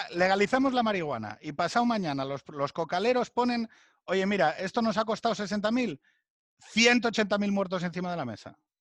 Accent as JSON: {"language": "Spanish", "region": "Asturias", "country": "Spain", "said": "Yo soy de Asturias, todo lo que son las cuencas"}